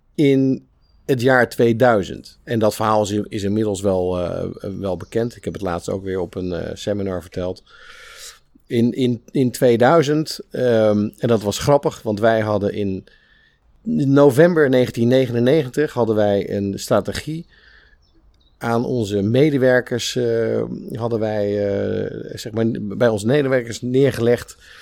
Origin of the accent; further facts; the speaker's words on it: Spijkenisse, South Holland, Netherlands; also born or lived in Capelle aan den IJssel; Ik ben geboren in Capelle. En toen ik vier was, verhuisd naar, naar Spijkenisse